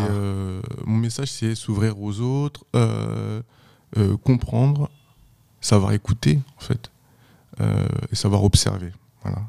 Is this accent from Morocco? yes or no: no; France; also born or lived in Haiti; je suis pas un haïtien, moi. Je suis français. Je, suis venu ici à deux ans. Je suis français